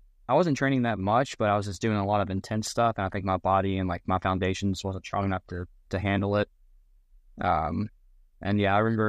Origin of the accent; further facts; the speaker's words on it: Kentucky, United States; But I grew up in the South End, Chris, so I definitely used to that.